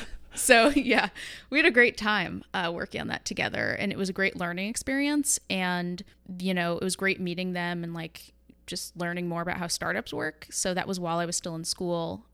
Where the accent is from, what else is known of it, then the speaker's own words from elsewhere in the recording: New York, United States; moved away as an adult; also born or lived in Manhattan / Los Angeles; now in San Francisco, United States; I hail from New York